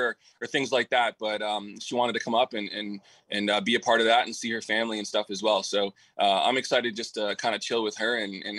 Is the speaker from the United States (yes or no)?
no; Peterborough, Ontario, Canada; moved away; my hometown, Peterborough, Ontario.